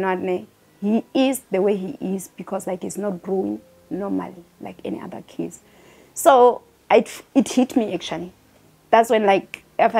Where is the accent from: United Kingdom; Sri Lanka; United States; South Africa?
South Africa; Limpopo; I'm from Limpopo